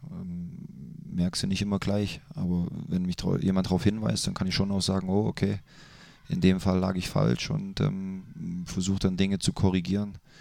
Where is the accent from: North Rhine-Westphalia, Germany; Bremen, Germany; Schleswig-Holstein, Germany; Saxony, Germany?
Saxony, Germany; Leipzig; moved away as an adult; now in Mönchengladbach, Germany; ich mag meine Heimat sehr